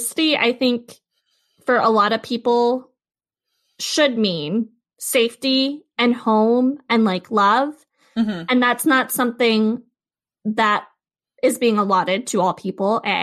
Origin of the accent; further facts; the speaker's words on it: California, United States; moved away as an adult; Growing up in California